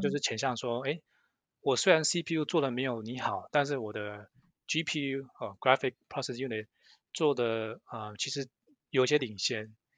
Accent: Southern California, United States; now in Silicon Valley, United States; 刚来美国的时候是在南加州，呃，小时候在那边长大，也在那边念书。然后后来，呃，工作一开始也是先在南加州，呃，呃，在 Cisco 跟 Qualcomm 待好一段时间

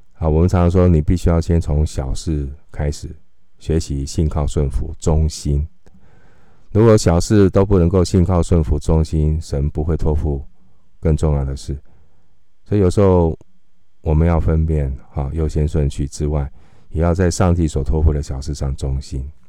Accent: Taiwan; 我们今天在台湾，我们是台湾的基督徒

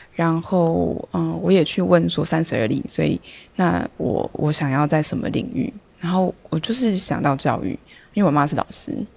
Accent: Taipei, Taiwan; moved away as an adult; now in Taitung, Taiwan; 虽然我是台北人，又是大安区

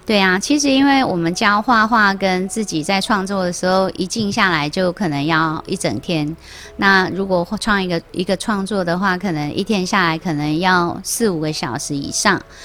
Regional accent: Taiwan; 我们台湾人有很多的艺术的气息跟细胞

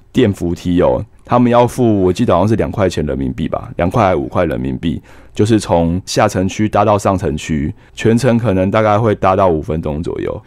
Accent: Taiwan; 我们台湾人会吃油条去跑， 去吸油

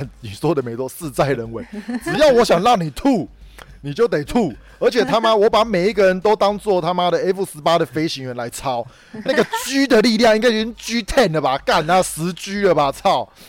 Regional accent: northern Taiwan, Taiwan; 我北部人最常去的当然就是六福村

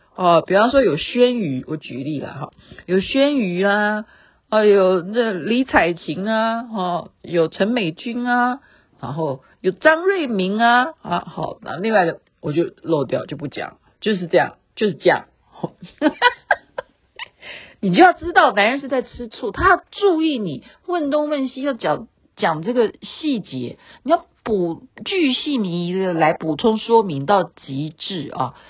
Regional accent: Taiwan; 我们台湾人

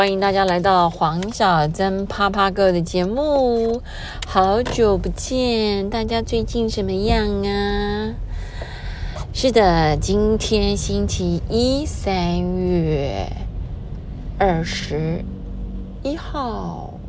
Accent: Taiwan; 我已经会开车，在台湾开了很久的车子

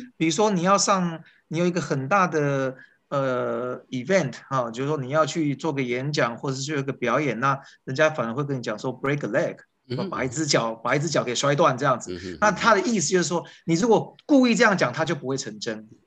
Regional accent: Taiwan; moved away as an adult; also born or lived in United States; 我是在台湾是讲立刻的时代长大的

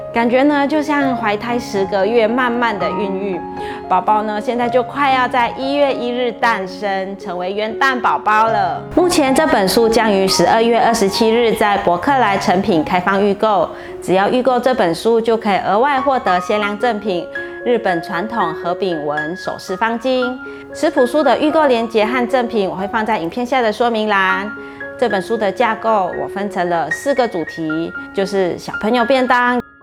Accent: Malacca, Malaysia; 我家乡是马六甲

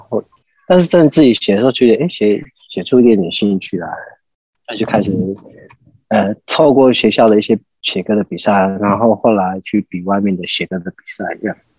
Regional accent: Taitung County, Taiwan; moved away as an adult; also born or lived in Taipei; 我以前在台东

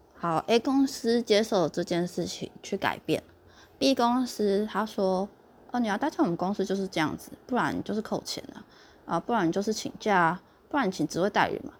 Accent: southern Taiwan, Taiwan; 你现在就是北部人欺负我们南部人

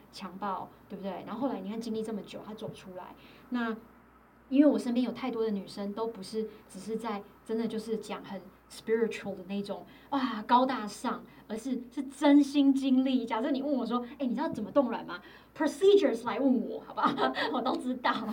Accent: Taiwan; moved away; 我觉得台湾一直都是我的家乡

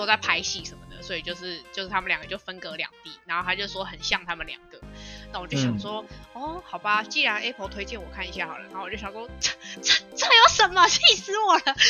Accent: China; 对，就是硬要加说，对我我我身为中国人，我人在国外，我还是啊很期待

